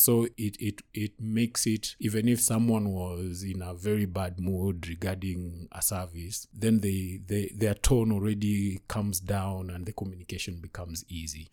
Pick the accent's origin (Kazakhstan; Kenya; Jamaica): Kenya; Kisumu, Kisumu County; I'm from Kisumu.